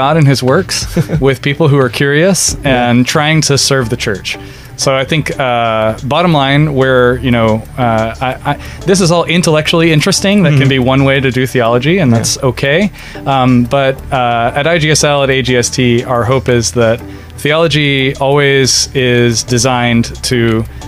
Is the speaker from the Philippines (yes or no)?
yes; Philippines; moved away as an adult; also born or lived in United States; I grew up in the Filipino church. Mm-hmm. I only moved to the U.S. for my college studies and then was there for about 10 years